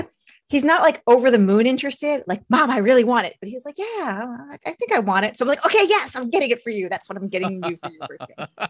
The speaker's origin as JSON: {"language": "English", "region": "outside of New York City", "country": "United States", "tie": "born or raised there", "said": "I grew up outside of New York City."}